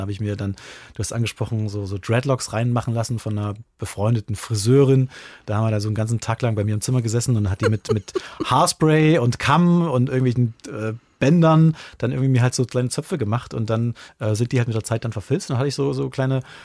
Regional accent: Lichtenstein, Saxony, Germany; moved away; eine, große Verbindung da an meine Heimat und, und, und liebe mein Liechtenstein auch noch ganz sehr

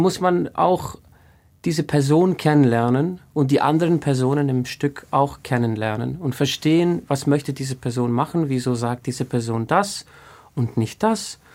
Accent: Iceland; in Island gibt es, glaube ich, einen einzigen Knabenchor mhm. und der ist in Reykjavik und ich bin nicht in Reykjavik aufgewachsen

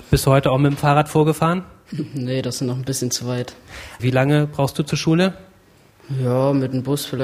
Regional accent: Ruttersdorf, Thuringia, Germany; Ich komme aus Ruttersdorf

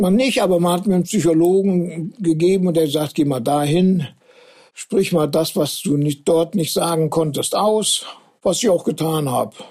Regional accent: Germany; moved away as an adult; also born or lived in Duisburg; ich bin ja in der Zone groß geworden

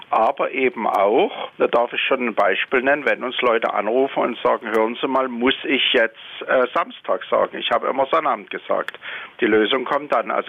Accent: Dresden, Saxony, Germany; now in Wiesbaden, Germany; Wir beraten Menschen, übrigens ja als Dresdner in Wiesbaden

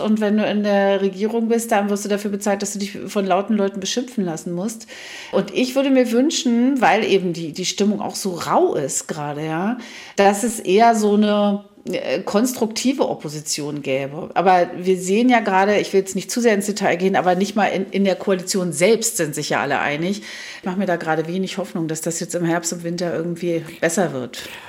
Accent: Germany; wir haben ja auch 40 Jahre in der DDR gelernt

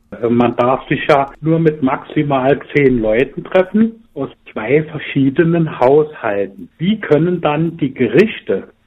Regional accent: Saarland, Germany; ich als Saarländer, ein bisschen verarscht fühlt

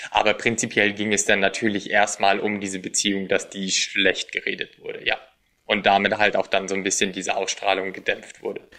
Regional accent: Germany; Als deutscher Teilnehmer

